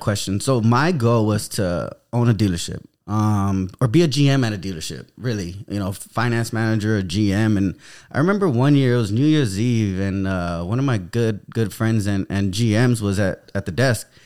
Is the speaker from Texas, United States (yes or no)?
yes; San Antonio, Texas, United States; I grew up in the Denver Heights downtown area of San Antonio